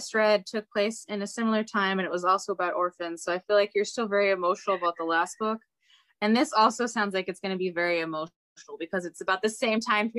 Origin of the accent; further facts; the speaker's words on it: Texas, United States; I'm from Texas, so I'm gonna make fun of the South a little bit.